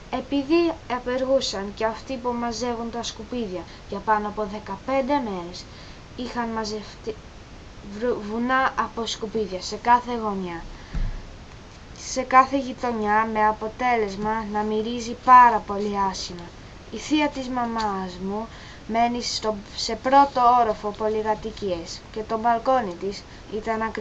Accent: England, United Kingdom; Greek is a second language; είμαι 11 και είμαι Άγγλος. Η μαμά μου όμως είναι Ελληνίδα

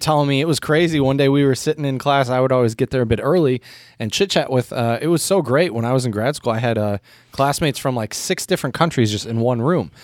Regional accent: United States; as an American

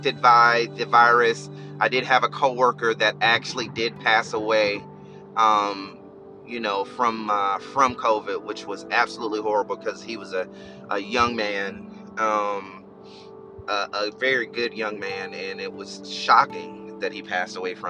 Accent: Albany, Georgia, United States; now in Florida, United States; I'm from Albany, Georgia, and there were a lot of family members that were affected.

